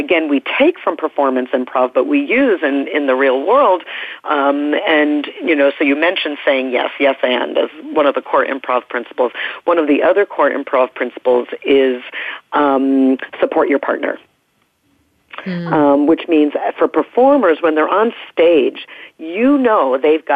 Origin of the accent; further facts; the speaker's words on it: New York, United States; moved away; also born or lived in Oregon; I'm from New York originally, and so I am socially conditioned for sort of higher status behavior in terms of the norm there. And when I moved out west to Oregon